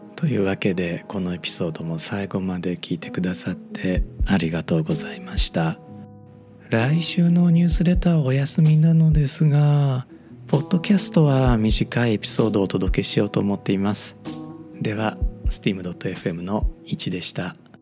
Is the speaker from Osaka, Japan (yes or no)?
yes; Osaka, Japan; accent: Kamigata dialect; 僕 大阪育ちなので、まあ、正確に言うとネイティブの大阪人ではないかもしれないんですが